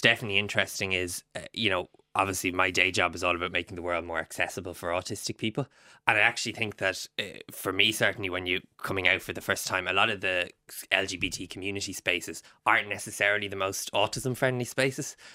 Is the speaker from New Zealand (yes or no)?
no; Ireland; being Irish